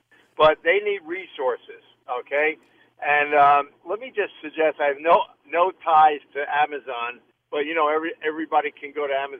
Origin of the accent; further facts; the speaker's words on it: New York City, New York, United States; We were growing up in New York City area back in the 50s